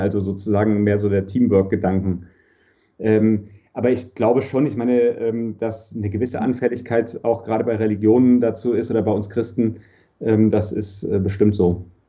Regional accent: Germany; als Deutscher

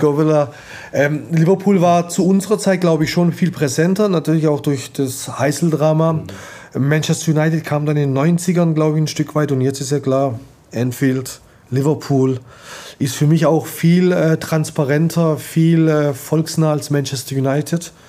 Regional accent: Istanbul, Turkey; moved away; mein Heimatland Istanbul

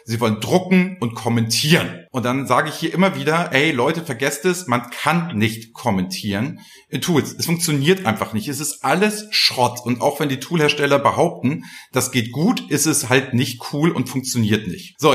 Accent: Flensburg, Schleswig-Holstein, Germany; born there; now in Hamburg, Germany; ich bin ja gebürtiger Flensburger und wohne ja jetzt in Hamburg

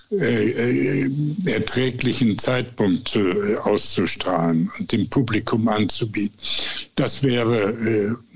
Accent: Duisburg, North Rhine-Westphalia, Germany; born there; also born or lived in Essen; now in Bergisch Gladbach, Germany; habe ich dann Duisburg zu meiner Heimat erklärt, obwohl ich da am wenigsten gewohnt habe. Das waren ja nur ein paar Monate, dann sind meine Eltern mit mir nach Essen umgezogen.

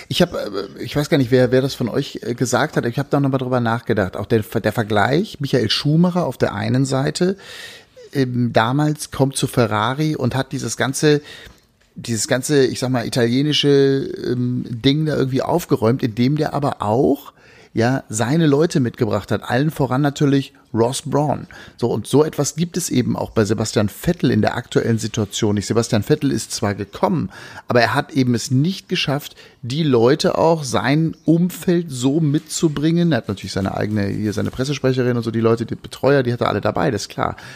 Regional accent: Berlin, Germany; meine Heimatstadt

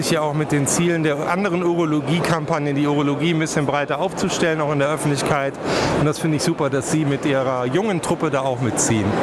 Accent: Baden-Württemberg, Germany; born there; Und ich bin ja äh, auf, geboren in Baden-Württemberg.

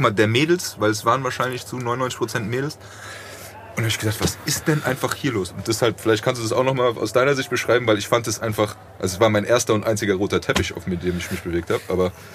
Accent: Frankfurt, Hesse, Germany; ich komme aus Frankfurt

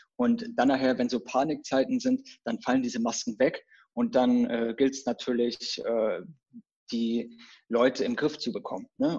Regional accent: Rostock, Mecklenburg-Vorpommern, Germany; now in Berlin, Germany; ich komme ja so ursprünglich, bevor ich nach Berlin gezogen bin, äh, komme ich so aus dem Norden, von der Küste, Rostock, so die Region.

